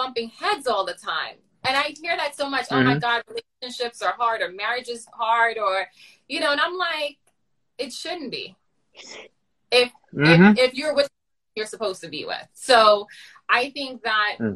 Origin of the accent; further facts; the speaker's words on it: Jamaica; I'm Jamaican